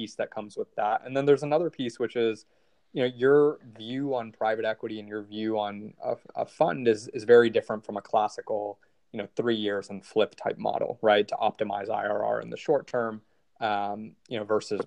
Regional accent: Atlanta, Georgia, United States; also born or lived in New York / Boston / San Francisco; I'm a native from Atlanta

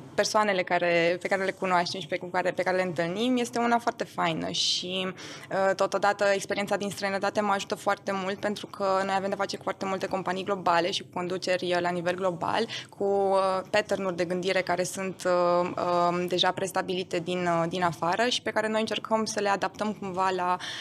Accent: Romania; first language German; Romanian is a second language; also born or lived in Austria

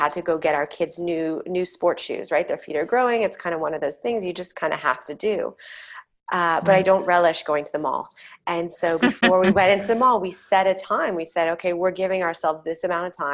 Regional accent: United States; growing up in the United States and, you know, having a television in the home

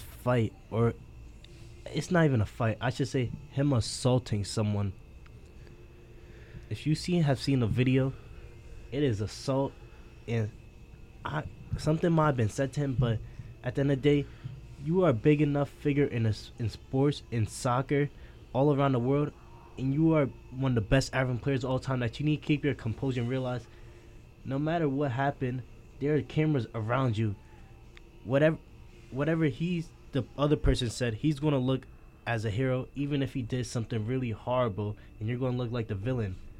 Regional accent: Jamaica; I'm Jamaican

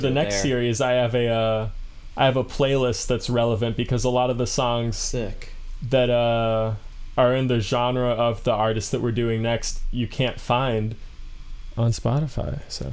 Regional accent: Silver Spring, Maryland, United States; we're from Silver Spring

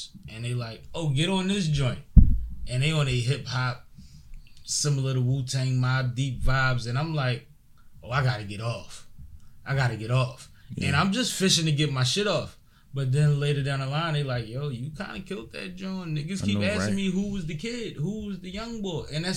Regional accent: Philadelphia, Pennsylvania, United States; I come from Philly.

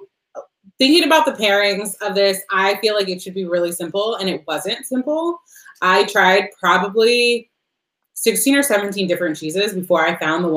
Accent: United States; I've been told that I speak French like an American, and I'm like, oh, I am

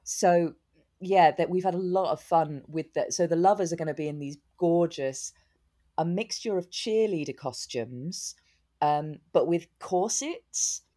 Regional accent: Newbury, South East England, United Kingdom; moved away; also born or lived in London; This tiny little place called, um, Newbury

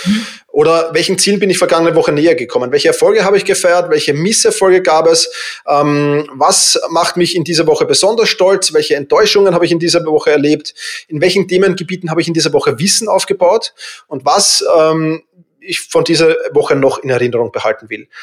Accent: Vienna, Austria; ich bin halt Wiener

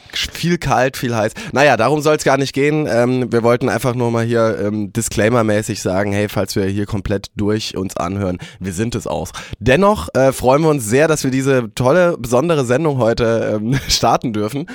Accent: Germany; wir haben ja als als Deutsche

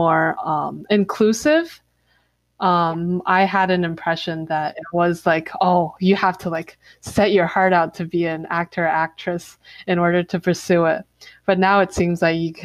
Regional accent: China; now in United States; spend my childhood here, but I grew up in China.

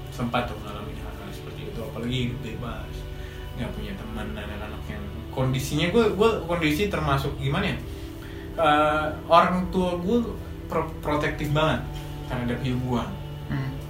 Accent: Wamena, Highland Papua, Indonesia; moved away as an adult; now in Jakarta, Indonesia; gue lahir dan dibesarkan di Papua di Wamena dan untuk lima tahun terakhir ini gue sedang merantau

